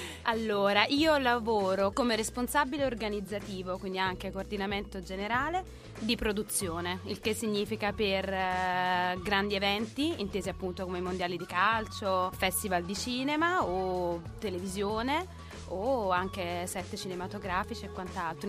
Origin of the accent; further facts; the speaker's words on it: Naples, Campania, Italy; now in Milan, Italy; io sono proprio terrona d'occa